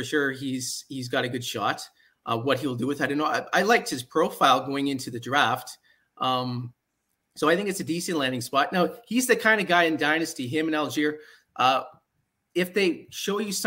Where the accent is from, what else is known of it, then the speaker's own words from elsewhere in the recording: Ottawa Valley, Ontario, Canada; moved away; I guess originally I'm from the Ottawa Valley area, so it'd probably be Ottawa